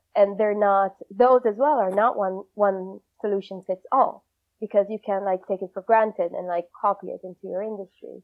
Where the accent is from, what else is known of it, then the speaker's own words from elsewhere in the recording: Israel; moved away as an adult; also born or lived in Argentina; now in London, United Kingdom; I was born in Argentina, lived most of my life in Israel